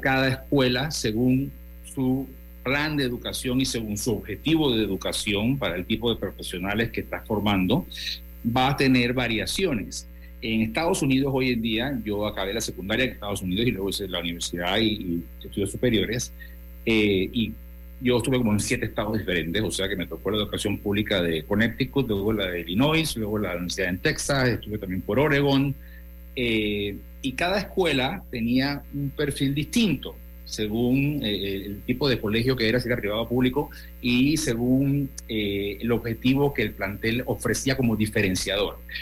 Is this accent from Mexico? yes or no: no; Panama; lo que somos los panameños